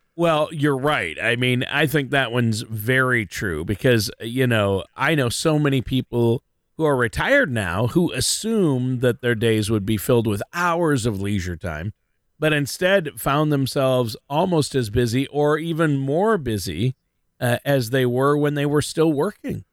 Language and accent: English; Minnesota, United States; I'm born and raised in Minnesota